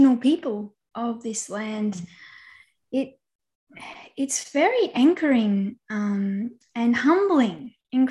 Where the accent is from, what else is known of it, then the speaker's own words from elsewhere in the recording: Australia; moved away; also born or lived in Central Australia / Southern Victoria; I'm normally between Central Australia and Southern Victoria